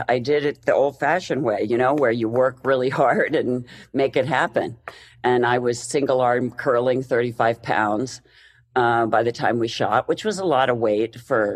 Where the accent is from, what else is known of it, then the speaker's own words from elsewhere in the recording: Pennsylvania, United States; moved away as an adult; now in Los Angeles, United States; I'm from Pennsylvania, which is, you know, the snow and slush center of the world.